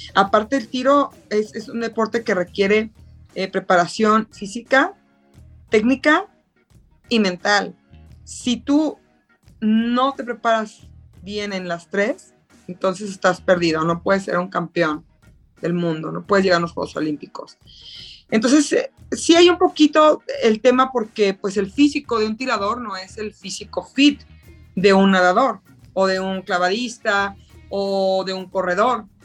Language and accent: Spanish; Mexico; Soy la primera mexicana en participar, mexicano-mexicano